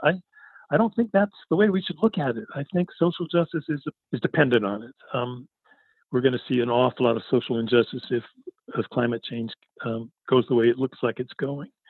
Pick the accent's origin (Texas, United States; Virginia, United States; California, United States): California, United States; Berkeley; I grew up in Berkeley during the People's Park and the and the Mario Savio movement